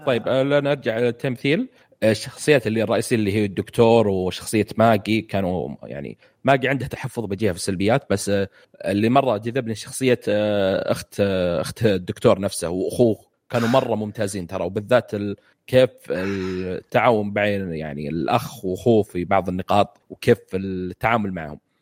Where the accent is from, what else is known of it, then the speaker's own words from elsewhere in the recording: Saudi Arabia; وانا سعودي